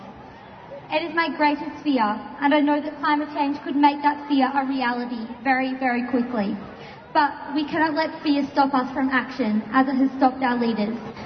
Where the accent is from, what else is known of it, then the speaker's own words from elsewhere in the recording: Castlemaine, Victoria, Australia; I'm also from Castlemaine.